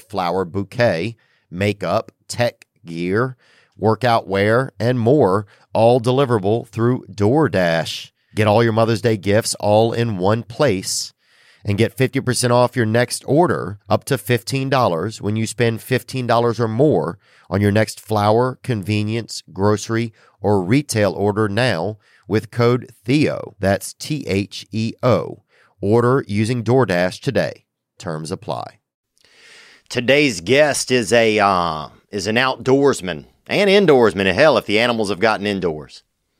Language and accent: English; Louisiana, United States; I'm from Louisiana.